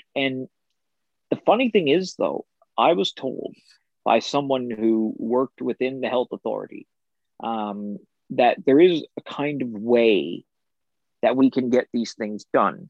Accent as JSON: {"language": "English", "town": "Port aux Basques", "region": "Newfoundland and Labrador", "country": "Canada", "tie": "born or raised there", "said": "I'm from Portabasque, so I gotta shout out my town."}